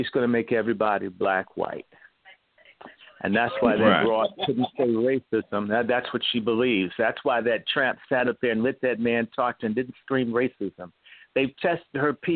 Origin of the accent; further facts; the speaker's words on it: the South, United States; I'm a Southerner